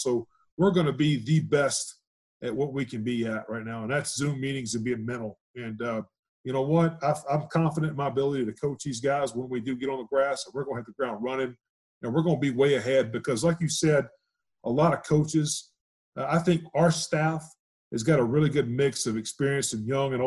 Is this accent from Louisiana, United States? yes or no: yes; Louisiana, United States; also born or lived in Houston; now in Reno, United States; I'm from Louisiana originally